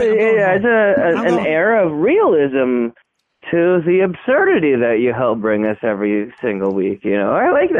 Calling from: Spearfish, South Dakota, United States; Anyway, this is … again. I'm still from Spearfish.

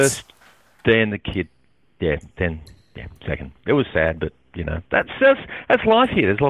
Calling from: Sydney, New South Wales, Australia; I'm calling from Sydney, Australia.

